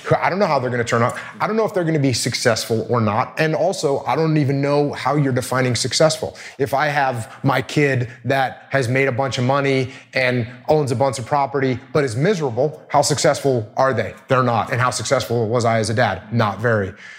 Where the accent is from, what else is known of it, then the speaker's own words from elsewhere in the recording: New England, United States; I grew up in New England